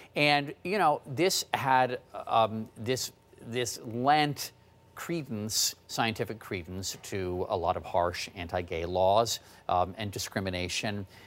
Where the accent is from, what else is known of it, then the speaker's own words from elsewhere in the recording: Washington, District of Columbia, United States; was growing up in the Washington, D C area